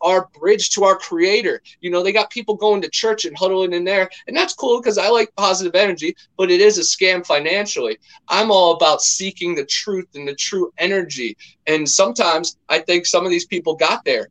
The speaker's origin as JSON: {"language": "English", "region": "Ohio", "country": "United States", "tie": "born or raised there", "moved": "yes", "lives_now": "Central Florida, United States", "said": "growing up near Lake Erie and then in Ohio"}